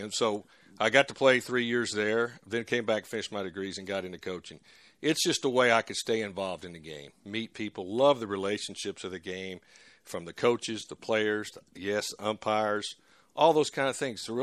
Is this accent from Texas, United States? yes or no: yes; Texas, United States; we were we're from Texas, and uh, we enjoyed our time over there absolutely.